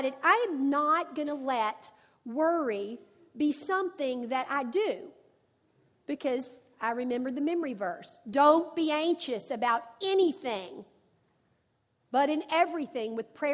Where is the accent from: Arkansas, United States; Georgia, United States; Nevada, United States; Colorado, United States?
Arkansas, United States; I'm from Arkansas, and my granddad was a farmer